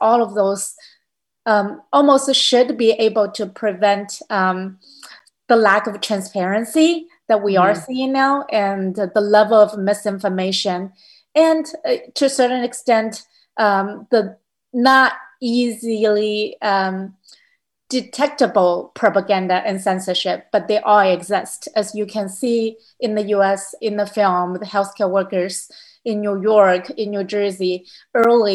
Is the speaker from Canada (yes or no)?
no; Hubei, China; moved away as an adult; now in United States; my hometown next to Wuhan